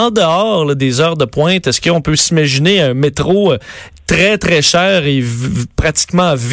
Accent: Quebec City, Quebec, Canada; Moi, je viens de, de, de, de Sainte-Foy

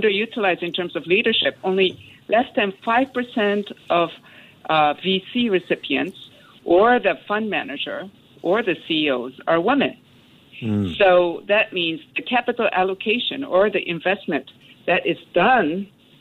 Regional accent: Tokyo, Japan; I come from Japanese family, and I was brought up in Tokyo

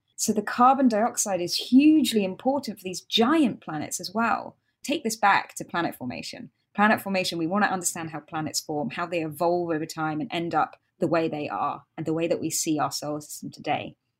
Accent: United Kingdom; accent: British; I'm British, as most of you can hear from my accent

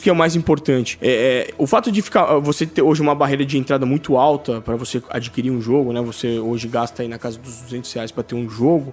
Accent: Brazil

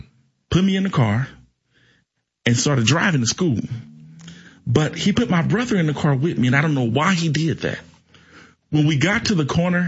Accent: East St. Louis, Illinois, United States; I'm one of 11 children. I'm from East St. Louis, Illinois. And I grew up in East St. Louis in the 90s

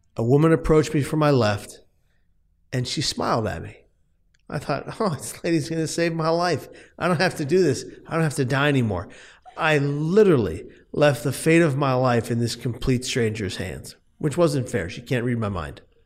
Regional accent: San Francisco, California, United States; moved away as an adult; now in Atlanta, United States; I'm from San Francisco, lived there the first thirty-four years of my life, and then seven years ago, my wife up and moved out to Atlanta

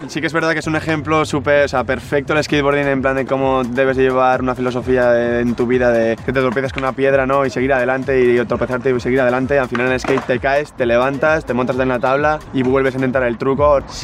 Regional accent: San Sebastián, Basque Country, Spain; tengo 22 años, nací en San Sebastián

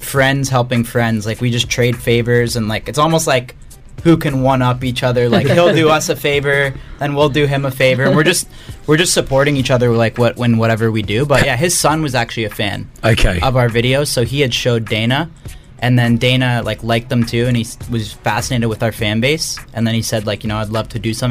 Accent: Canada; I'm Canadian too

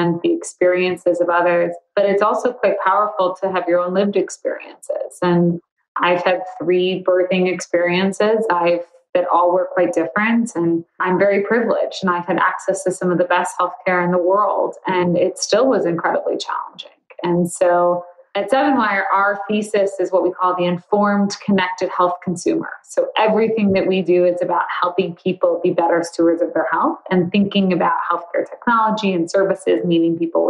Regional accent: Chicago, Illinois, United States; I live in Chicago. I grew up in Chicago

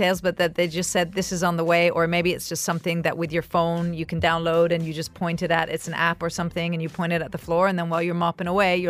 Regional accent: Dubai, United Arab Emirates; born or raised there; also born or lived in Italy

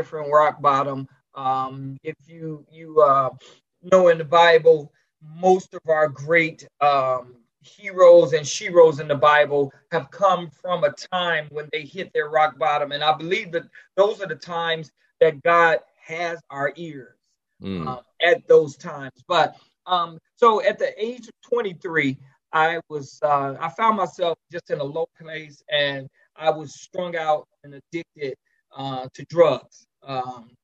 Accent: Gary, Indiana, United States; also born or lived in Chicago, Illinois; now in between Charlotte, North Carolina and Nashville, United States; I'm originally from Gary, Indiana

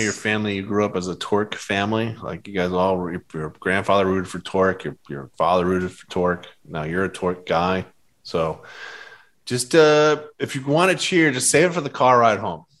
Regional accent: Boston, Massachusetts, United States; moved away; I grew up in Boston

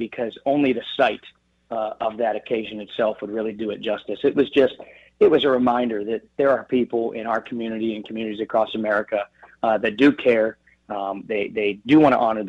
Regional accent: Beaver, Pennsylvania, United States; now in Slippery Rock, United States; my days in Beaver, Pennsylvania, my hometown

